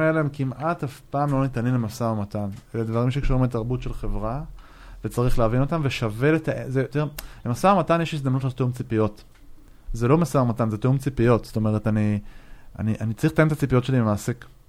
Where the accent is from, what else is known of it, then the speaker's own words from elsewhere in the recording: Israel; אנחנו כישראלים